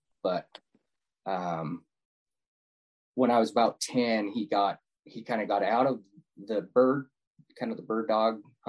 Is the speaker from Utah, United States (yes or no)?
yes; Utah, United States; also born or lived in Tooele County, Utah; born and raised in Utah. Just, you know, at the time was a small town, about 40 minutes south of Salt Lake